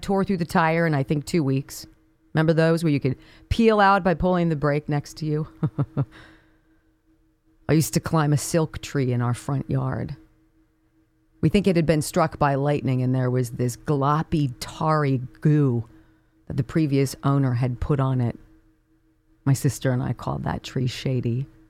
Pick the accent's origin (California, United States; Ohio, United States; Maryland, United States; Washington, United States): California, United States; Los Angeles; Growing up on Paul Revere Drive in what was then called Woodland Hills, California. It's now Calabasas.